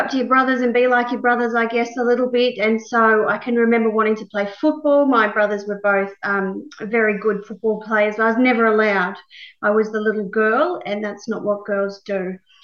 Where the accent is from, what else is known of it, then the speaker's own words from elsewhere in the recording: Young, New South Wales, Australia; I was born in Young, New South Wales, a very small country town.